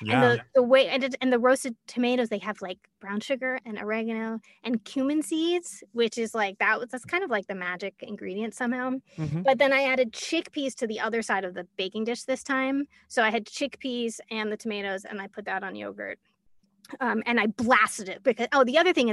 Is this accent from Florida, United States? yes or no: no; Larchmont, New York, United States; now in Westchester, United States; I grew up in Larchmont, New York, which is north of New York on the Long Island Sound